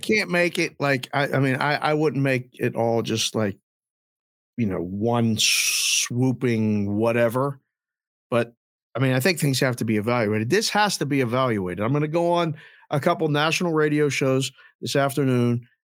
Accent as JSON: {"language": "English", "country": "United States", "tie": "born or raised there", "also_born_or_lived": "Curacao", "said": "living and growing up in the United States"}